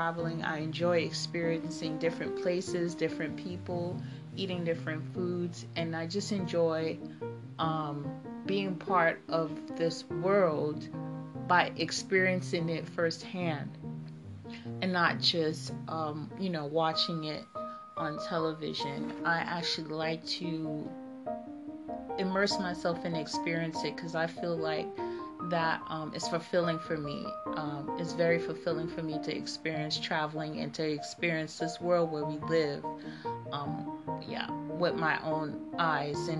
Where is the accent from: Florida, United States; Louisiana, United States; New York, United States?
Florida, United States; Miami; moved away as an adult; also born or lived in Bahamas / Haiti (ancestry); now in Netherlands; I lived for a long time in Miami, Florida